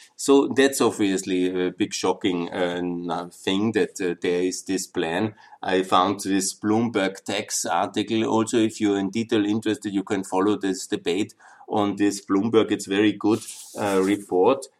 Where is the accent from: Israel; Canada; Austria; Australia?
Austria; my home country, Austria